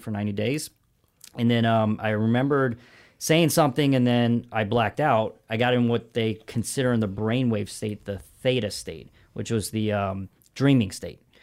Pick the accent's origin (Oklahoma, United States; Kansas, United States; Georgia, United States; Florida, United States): Georgia, United States; Augusta; moved away as an adult; also born or lived in Brooklyn, New York / Los Angeles, California / La Jolla, California; I'm from a town called Augusta, Georgia